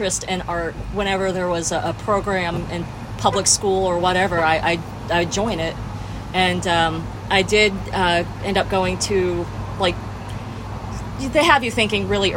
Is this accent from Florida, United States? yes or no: yes; Orlando, Florida, United States; I grew up where Avalon is now